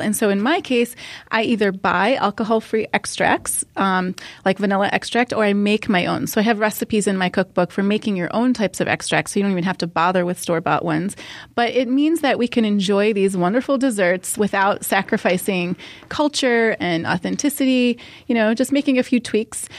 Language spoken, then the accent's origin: English; Ohio, United States; I grew up in America, in, in Ohio